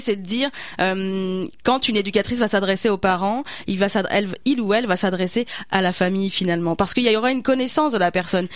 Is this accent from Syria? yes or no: no; France; now in Canada; mon accent le dit, je suis pas, je suis pas québécois.